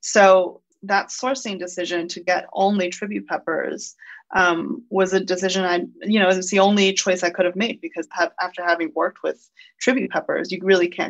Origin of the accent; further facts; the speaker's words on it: Chengdu, Sichuan, China; moved away; my hometown, Chengdu, which is the food capital of Sichuan.